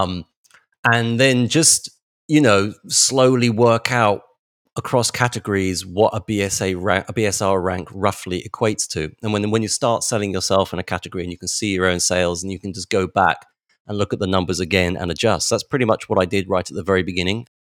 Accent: England, United Kingdom; moved away as an adult; now in Japan; I'm from England, I'm from the U K

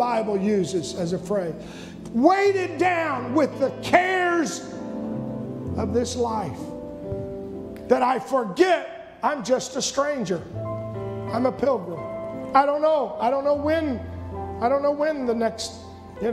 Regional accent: United States; I'm an American citizen

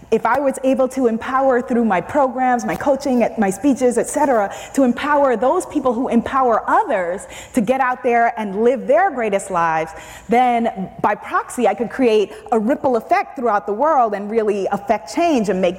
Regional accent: New York City, New York, United States; I am Caribbean American, I'm African American, I'm a New Yorker

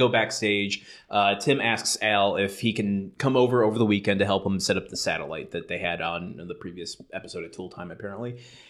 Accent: Michigan, United States; I'm from Michigan, which is kind of northern Michigan. It's not in the UP.

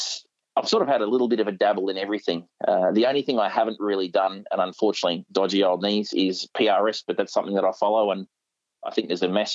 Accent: Papua New Guinea; It was always for sustenance, because with growing up in Papua New Guinea, if we lived in an amazing place on the beach.

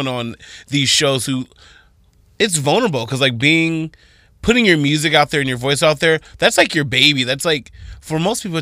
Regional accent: Toledo, Ohio, United States; I'm from Toledo

